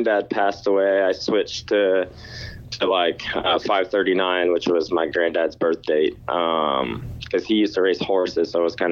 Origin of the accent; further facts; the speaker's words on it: Ottawa, Ontario, Canada; I have to stay true to my hometown team